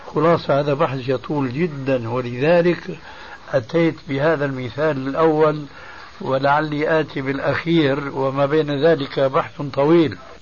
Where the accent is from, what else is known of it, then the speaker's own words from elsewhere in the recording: Syria; عندنا في سوريا